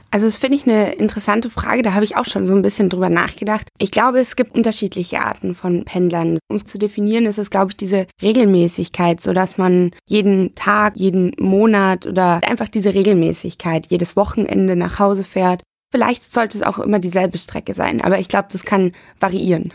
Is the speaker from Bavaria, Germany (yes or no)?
yes; Bavaria, Germany; moved away as an adult; now in Düsseldorf, Germany; Ich komme ursprünglich aus Bayern. Ich bin damals auf dem Land groß geworden